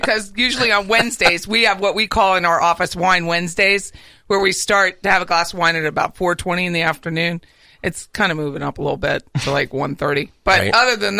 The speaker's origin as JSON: {"language": "English", "region": "Pennsylvania", "country": "United States", "moved": "yes", "said": "I'm from Pennsylvania."}